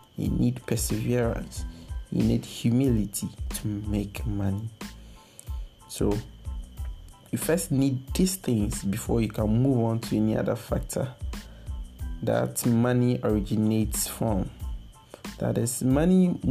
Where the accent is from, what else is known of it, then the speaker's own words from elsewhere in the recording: Ghana; as a Ghanaian youth